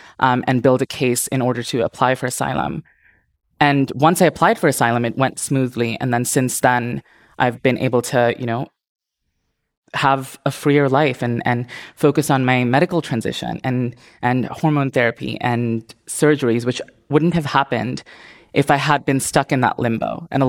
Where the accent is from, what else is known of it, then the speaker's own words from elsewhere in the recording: India; also born or lived in Indonesia; now in United States; Like I said, I grew up in India, I grew up in Indonesia, and I was suffocated in that society and felt like I couldn't find freedom.